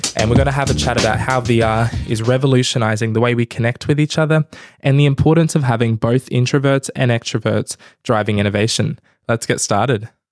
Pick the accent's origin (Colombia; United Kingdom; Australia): Australia; I'm Australian, but dark skin color